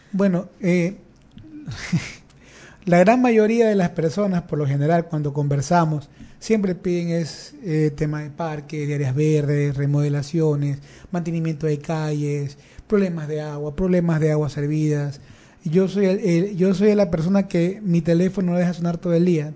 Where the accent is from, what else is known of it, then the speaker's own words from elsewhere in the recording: Guayaquil, Guayas, Ecuador; nací en el Distrito 1, eh, soy de la cooperativa Claveles 2, Nací en la cooperativa Esmeralda Chiquito, en el sector de las Malvinas. Eh, me he criado ahí toda mi vida